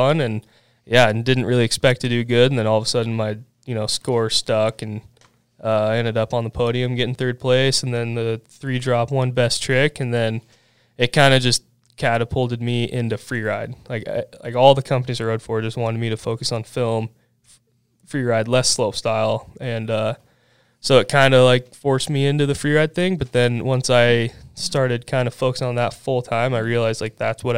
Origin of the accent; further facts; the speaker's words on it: Bend, Oregon, United States; I grew up in Bend